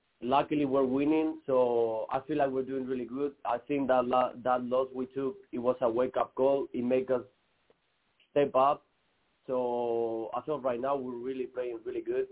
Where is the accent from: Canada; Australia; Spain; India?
Spain; Madrid, Community of Madrid; moved away as an adult; now in Midland-Odessa, United States; I'm originally from Madrid, Spain